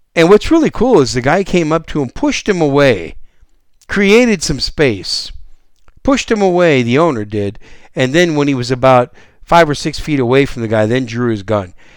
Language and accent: English; Wisconsin, United States; now in San Antonio, United States; I was raised up in Wisconsin